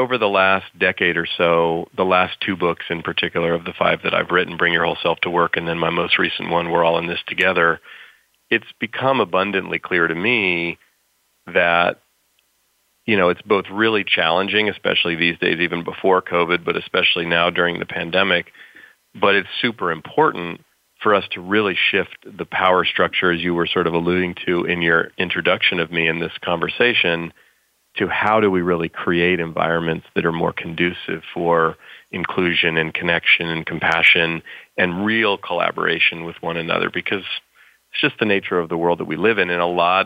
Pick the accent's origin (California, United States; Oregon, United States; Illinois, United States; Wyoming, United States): California, United States; I grew up here in California where I still live